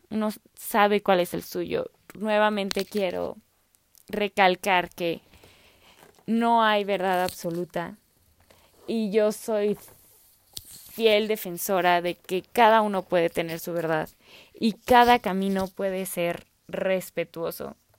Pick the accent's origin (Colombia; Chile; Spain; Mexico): Mexico; yo soy mexicana